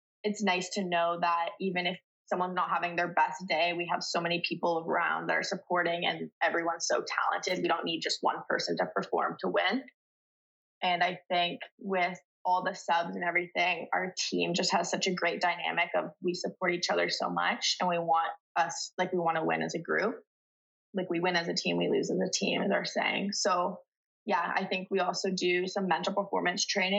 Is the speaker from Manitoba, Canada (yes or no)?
no; Burlington, Ontario, Canada; I'm from Burlington